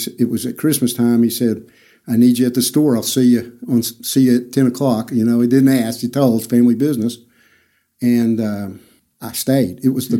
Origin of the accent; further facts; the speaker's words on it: Amarillo, Texas, United States; I went to the old Emerald High, burned my junior year mm-hmm. in 1970, okay. graduated in 71.